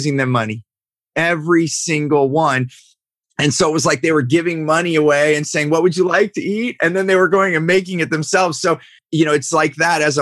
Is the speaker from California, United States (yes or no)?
yes; Silicon Valley, California, United States; I grew up in Silicon Valley.